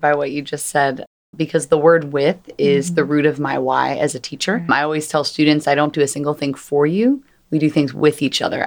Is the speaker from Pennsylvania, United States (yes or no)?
yes; Philadelphia, Pennsylvania, United States; I'm from Philadelphia